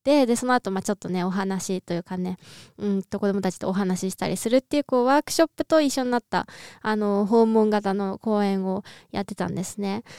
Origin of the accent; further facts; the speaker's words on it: Niigata, Japan; 実家新潟なんで